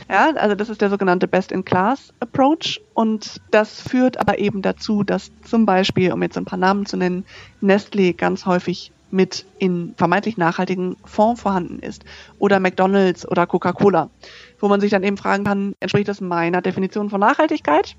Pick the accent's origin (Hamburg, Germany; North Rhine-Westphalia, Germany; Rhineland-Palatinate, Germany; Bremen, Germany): North Rhine-Westphalia, Germany; moved away; Ich komme aus Nordrhein-Westfalen ursprünglich